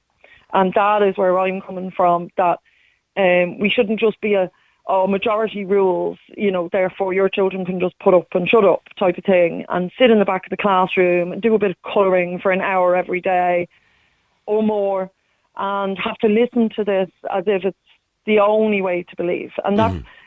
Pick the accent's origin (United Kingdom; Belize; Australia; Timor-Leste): United Kingdom; England; moved away; I grew up in England